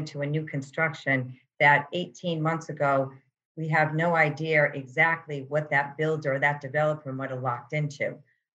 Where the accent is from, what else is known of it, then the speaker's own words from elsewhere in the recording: Providence, Rhode Island, United States; I grew up here in Providence.